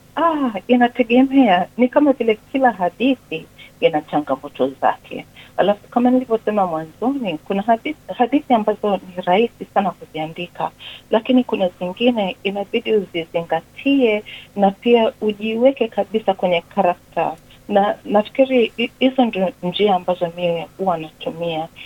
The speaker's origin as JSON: {"language": "Swahili", "country": "Tanzania", "tie": "born or raised there", "also_born_or_lived": "Kenya / England", "moved": "yes", "lives_now": "Melbourne, Australia", "said": "Nilizaliwa Tanzania, nimeishi miaka mingi Kenya na niliishi pia nani England, lakini sasa hivi niko Melbourne, Australia"}